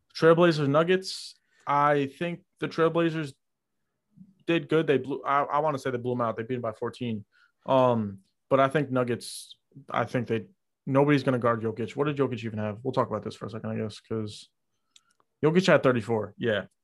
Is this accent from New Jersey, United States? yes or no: no; New York, United States; I'm from New York